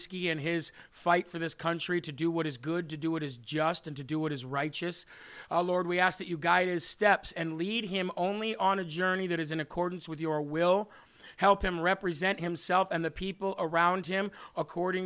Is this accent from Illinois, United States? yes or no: yes; Illinois, United States; I am from the Midwest. I'm from Illinois